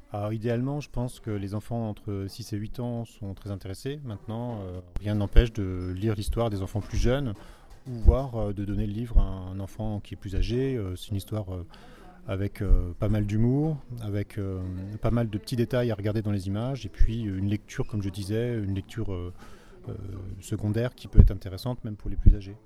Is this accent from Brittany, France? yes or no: no; Azay-le-Rideau, Centre-Val de Loire, France; je suis d'Azel Rideau